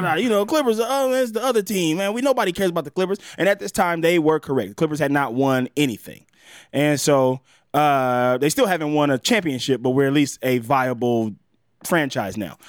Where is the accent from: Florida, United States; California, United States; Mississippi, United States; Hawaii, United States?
Mississippi, United States; I'm from Mississippi